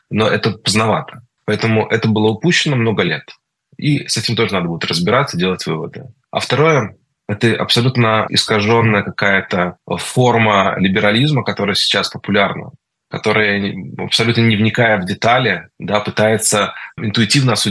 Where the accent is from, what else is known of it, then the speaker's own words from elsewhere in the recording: Israel; я ему сказал, вопреки всем правилам, что я из Израиля